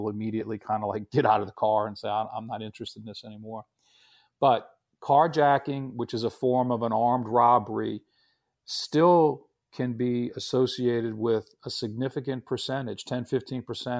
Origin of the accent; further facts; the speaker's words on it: New Orleans, Louisiana, United States; my hometown of New Orleans